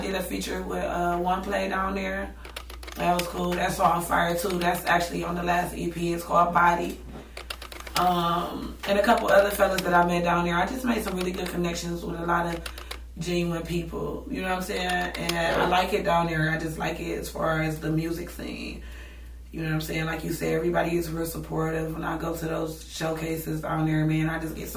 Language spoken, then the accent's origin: English; Cleveland, Ohio, United States; I've been in Cleveland all my life. I'm from Cleveland